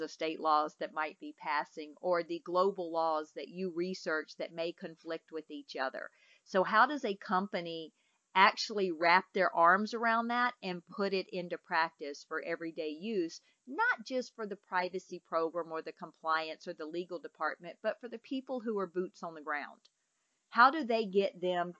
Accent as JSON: {"language": "English", "region": "Mississippi", "country": "United States", "said": "I'm from Mississippi"}